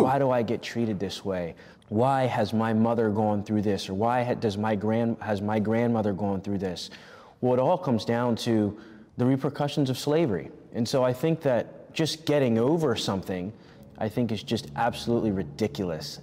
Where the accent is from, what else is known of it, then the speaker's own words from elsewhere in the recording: Pennsylvania, United States; I was born and raised in Pennsylvania